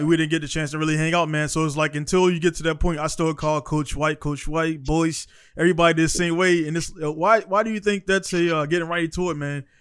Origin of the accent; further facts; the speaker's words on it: Baltimore, Maryland, United States; moved away as an adult; also born or lived in Iraq; now in Japan; I was born in East Coast, East, not East Coast, East Baltimore